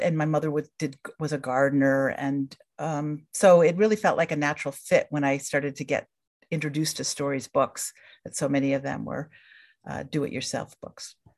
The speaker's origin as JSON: {"language": "English", "town": "Hamilton", "region": "New York", "country": "United States", "tie": "born or raised there", "also_born_or_lived": "Minnesota", "moved": "as an adult", "said": "I grew up in Hamilton, New York, which is a small town in central New York State"}